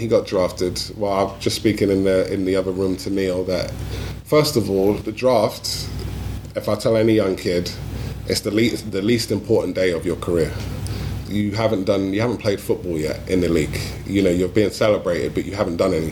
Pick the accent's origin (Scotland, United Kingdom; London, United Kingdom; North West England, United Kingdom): London, United Kingdom; moved away; my hometown